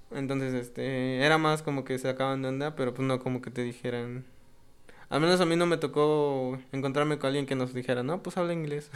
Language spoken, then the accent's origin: Spanish; Mexico; como mexicanos